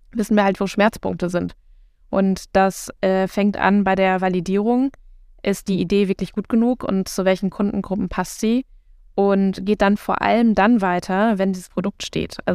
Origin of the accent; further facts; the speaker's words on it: North Rhine-Westphalia, Germany; born there; now in Berlin, Germany; Also ich plädiere ja groß für das Sauerland. Ich komme gebürtig aus dem Sauerland.